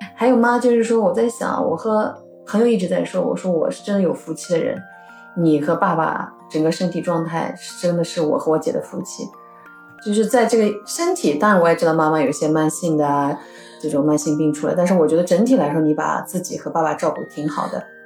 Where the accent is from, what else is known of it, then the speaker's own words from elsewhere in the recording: Urumqi, Xinjiang, China; 我们从小生活在乌鲁木齐、新疆